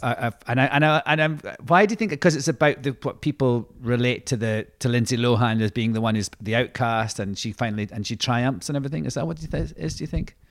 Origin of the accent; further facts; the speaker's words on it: Scotland, United Kingdom; being Scottish